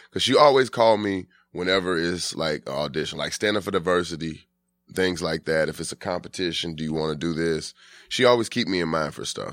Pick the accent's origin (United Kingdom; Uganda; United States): United States; Atlanta, Georgia